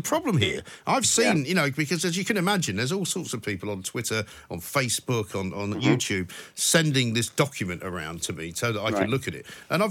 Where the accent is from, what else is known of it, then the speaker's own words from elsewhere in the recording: London, United Kingdom; I'm a Londoner, David. I don't know where you're from. I'm from London, born and raised.